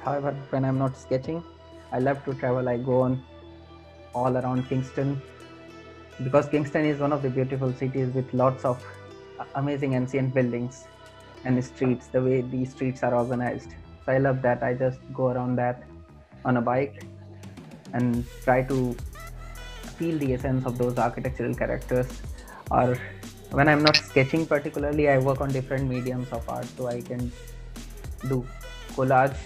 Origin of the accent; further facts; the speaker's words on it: India; moved away; I am from India